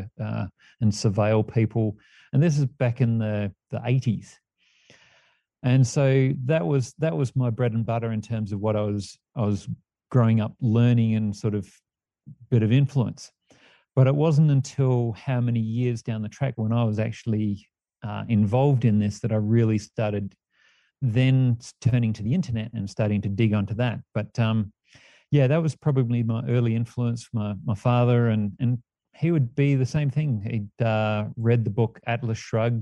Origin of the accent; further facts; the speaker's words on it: Perth, Western Australia, Australia; moved away as an adult; also born or lived in Sydney; now in Mount Shasta, United States; I was born in Sydney, grew up in Perth